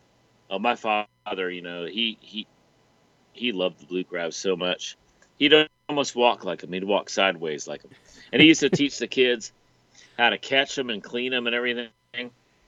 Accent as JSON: {"language": "English", "town": "Richmond", "region": "Virginia", "country": "United States", "tie": "born or raised there", "said": "I grew up in Richmond, Virginia."}